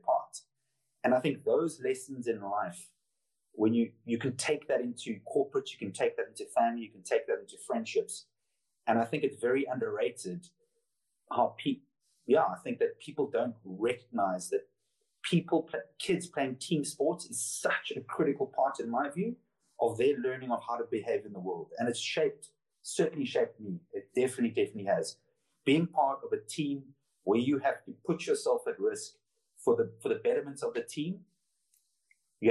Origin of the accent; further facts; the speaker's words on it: Cape Town, Western Cape, South Africa; moved away as an adult; also born or lived in Noosa Heads, Australia / London, United Kingdom; I came from Cape Town, which is notorious for being clicky. So everyone knows your business